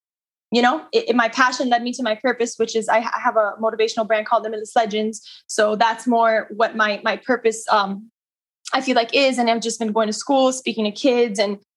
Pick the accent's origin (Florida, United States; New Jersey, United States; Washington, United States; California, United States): Florida, United States; Miami; I'm born and raised in Miami. I am Cuban